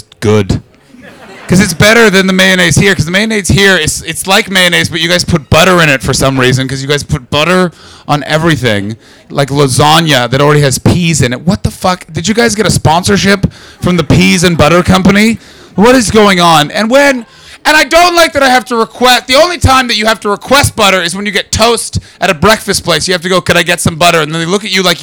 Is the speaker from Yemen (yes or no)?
no; Canada; moved away as an adult; now in London, United Kingdom; I'm Canadian.